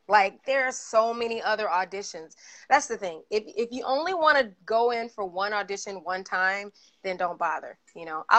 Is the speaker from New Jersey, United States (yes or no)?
no; Atlanta, Georgia, United States; moved away; I grew up in Atlanta